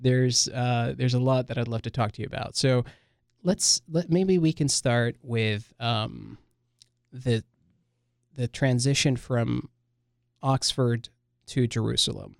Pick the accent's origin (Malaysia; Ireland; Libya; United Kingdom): Libya; also born or lived in Lebanon; now in United States; I'm, I'm from Libya. I've been, been to Lebanon for a while, and then now I'm in the U S